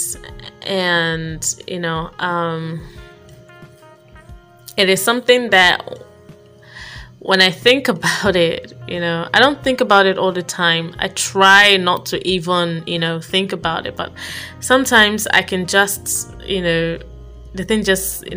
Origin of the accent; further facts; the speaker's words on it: Abia, Nigeria; I was born in Abia State, and I basically grew up with my aunt, my dad's sister